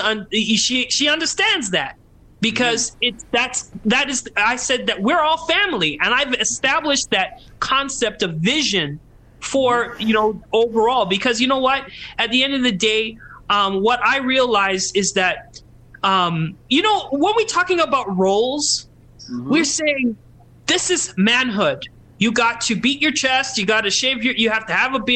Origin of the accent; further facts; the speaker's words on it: Calgary, Alberta, Canada; My parents are Trinidad, but we're Canadian. We grew up in Calgary, the whitest city in Canada.